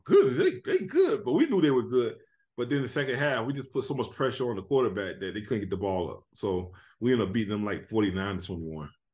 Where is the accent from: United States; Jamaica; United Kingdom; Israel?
United States; Miami, Florida; I was from Miami